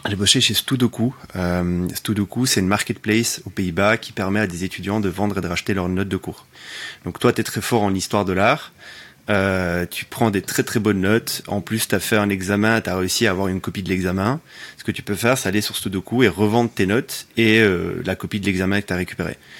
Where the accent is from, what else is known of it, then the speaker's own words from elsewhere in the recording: Sicily, Italy; also born or lived in Belgium; now in Paris, France; Belge d'origine, j'ai grandi en Sicile, je vis à Paris